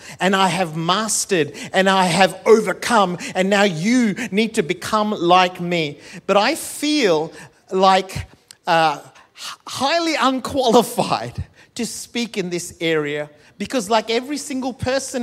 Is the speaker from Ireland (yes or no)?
no; Malaysia; also born or lived in India; now in Perth, Australia; I'm Malaysian